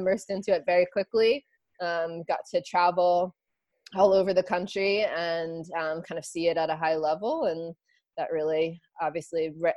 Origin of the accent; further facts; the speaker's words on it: Long Island, New York, United States; moved away; also born or lived in Lambertville, New Jersey / Florida; I grew up in Long Island